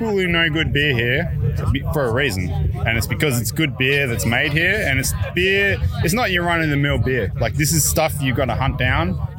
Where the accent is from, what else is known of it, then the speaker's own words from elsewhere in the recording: Tweed, New South Wales, Australia; No, no, I'm from Tweed